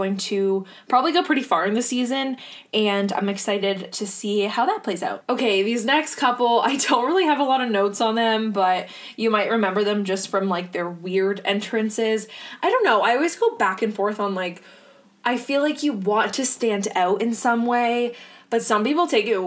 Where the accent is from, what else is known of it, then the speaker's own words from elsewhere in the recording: Ontario, Canada; Not that I'm from Hamilton, but I'm from Ontario